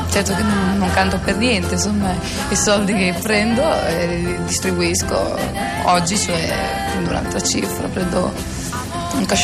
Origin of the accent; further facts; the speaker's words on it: Sassuolo, Emilia-Romagna, Italy; io sono nata a Sassuolo di Modena 19 anni fa